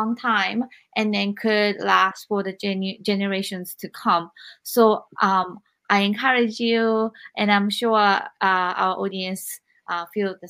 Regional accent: Japan; I grew up in Japan

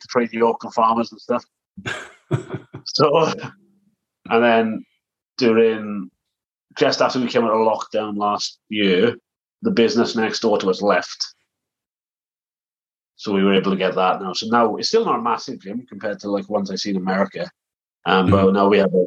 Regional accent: South Wales, United Kingdom; moved away; also born or lived in Preston, England; I'm from South Wales originally. And we had the opportunity to move back to Wales.

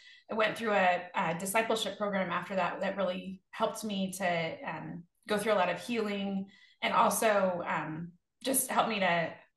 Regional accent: Northern California, United States; moved away as an adult; I was born in Northern California and lived there until I went to college

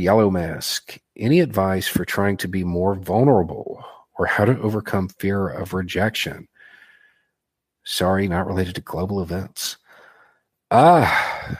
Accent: Tennessee–Kentucky line, the South, United States; I grew up on the Tennessee Kentucky line.

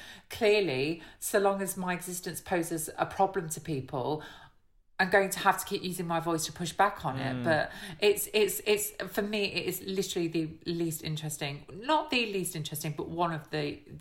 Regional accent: Hucknall, East Midlands, United Kingdom; accent: Midlands; growing up in Nottingham

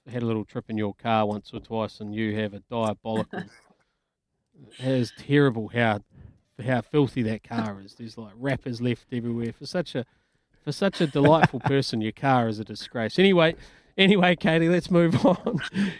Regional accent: Dunedin, Otago, New Zealand; when growing up in Dunedin, just not far from where I lived, was the Martin family, just around the corner.

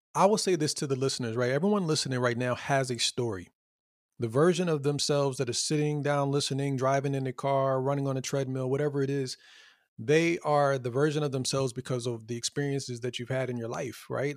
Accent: Fayetteville, North Carolina, United States; moved away; where I grew up in Fayetteville, North Carolina.

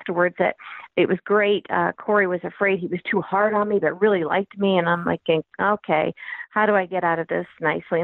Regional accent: Peoria, Illinois, United States; also born or lived in Washington, D.C. / New York; now in Maryland, United States; I'm originally from Peoria, Illinois, flyover state. Then we migrated to Maryland, and I was 30 years in D.C. and several years in New York, and now back in Maryland

